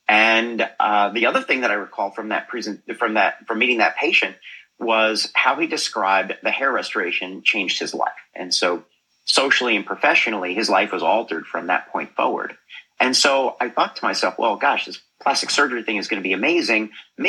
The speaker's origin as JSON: {"language": "English", "region": "New Jersey", "country": "United States", "tie": "born or raised there", "moved": "yes", "lives_now": "Boca Raton, United States", "said": "I grew up in New Jersey."}